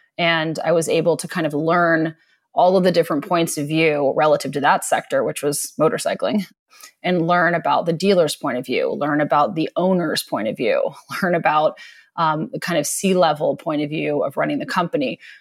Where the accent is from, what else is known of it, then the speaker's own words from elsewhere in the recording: East Coast, United States; moved away; I grew up on the East Coast